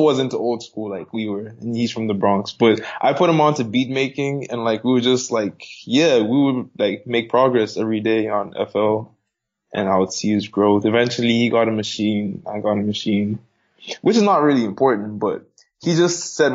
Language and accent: English; Zambia; now in Mozambique; I live in Mozambique, but I'm from Zambia.